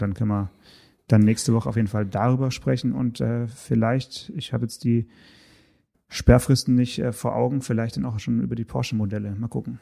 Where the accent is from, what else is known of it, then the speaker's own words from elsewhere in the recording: Swabian Jura, around Stuttgart, Baden-Württemberg, Germany; über die Schwäbische Alb hier ganz äh, in, in, in meiner Heimat